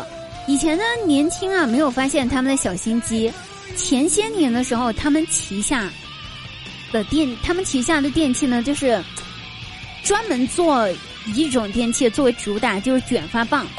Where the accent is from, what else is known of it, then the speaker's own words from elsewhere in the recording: China; 我认了，谁让我是个中国人呢？我要拍蒜。